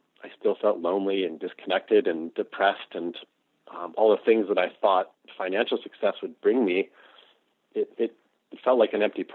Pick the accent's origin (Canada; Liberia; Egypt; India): Canada; Toronto, Ontario; I'm Canadian, and I grew up in the suburbs of Toronto as a white middle-class kid.